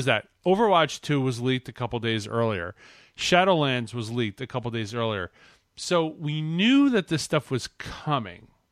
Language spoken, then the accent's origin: English; Canada; I'm from Canada